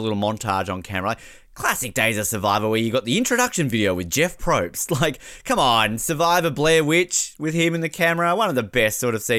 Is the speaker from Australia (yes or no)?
yes; Australia; I'm Australian